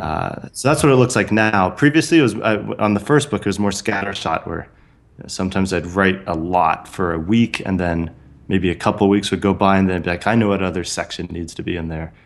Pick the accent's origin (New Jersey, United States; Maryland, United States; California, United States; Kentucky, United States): California, United States; San Francisco Bay Area; I grew up in the San Francisco Bay Area